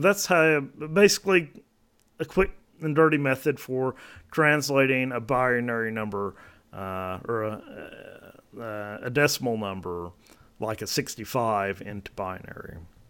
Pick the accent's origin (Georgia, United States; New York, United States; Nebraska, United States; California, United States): Georgia, United States; now in Oak Ridge, United States; But I'll just say I live in Oak Ridge, Tennessee. I'm from Georgia.